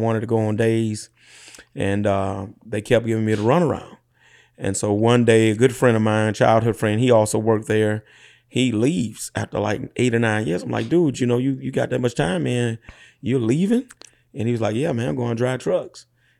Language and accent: English; Clinton, Louisiana, United States; Yeah, born and raised in Clinton, Louisiana, what we call them parishes in Louisiana. So East Feliciana Parish, population probably less than 1,500, 2,000.